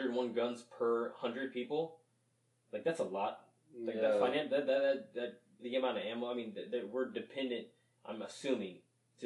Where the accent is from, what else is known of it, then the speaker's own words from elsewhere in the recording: New Orleans, Louisiana, United States; now in Kingwood, United States; I was born in New Orleans